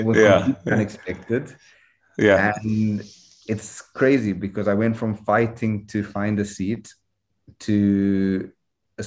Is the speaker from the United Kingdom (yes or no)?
no; Harare, Zimbabwe; Obviously, I grew up in Harare